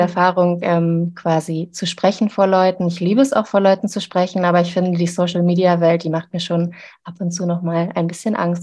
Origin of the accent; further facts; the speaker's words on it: Zeven, Lower Saxony, Germany; in einer Kleinstadt, wo ich aufgewachsen bin, in Zeven